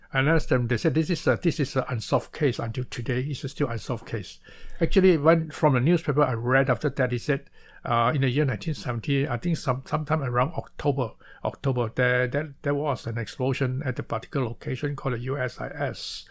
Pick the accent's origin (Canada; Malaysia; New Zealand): Malaysia; moved away as an adult; now in Taiwan; I was born in Malaysia instead of born, uh, uh, to, uh, instead of Taiwan. So I came to Taiwan to further my study in the year nineteen sixty-seven.